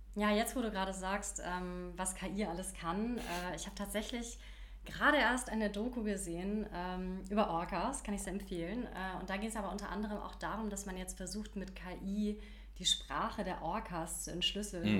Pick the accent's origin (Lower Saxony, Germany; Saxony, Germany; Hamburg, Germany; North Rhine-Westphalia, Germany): Hamburg, Germany; now in Berlin, Germany; ich komme ja ursprünglich aus Hamburg